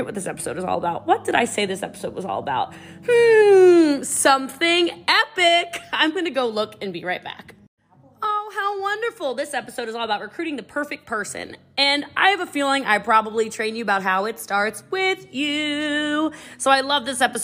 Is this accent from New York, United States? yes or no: no; Middletown, Maryland, United States; moved away; also born or lived in Gaithersburg, Maryland; I did grow up in Middletown, Maryland